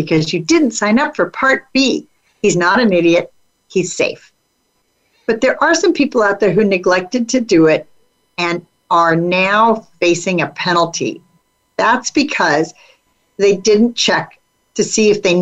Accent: California, United States; I'm from California

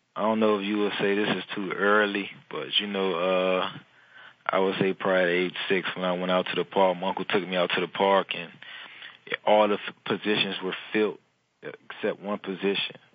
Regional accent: Miami, Florida, United States; moved away as an adult; now in New Orleans, United States; growing up in Miami as a young boy was kind of hard

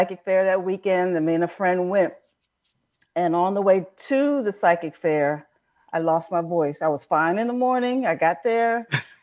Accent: New Jersey, United States; I grew up in South New Jersey

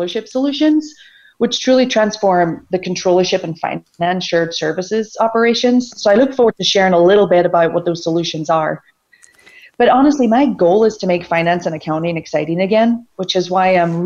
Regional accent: Ireland; now in Atlanta, United States; I'm originally from Ireland. For those of you that may detect an accent in me

